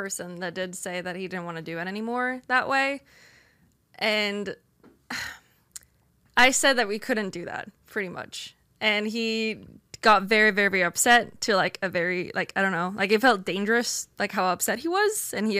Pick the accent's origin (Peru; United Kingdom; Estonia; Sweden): Sweden; English is a second language; so I'm from Sweden, where we are a lot more, we're not as religious.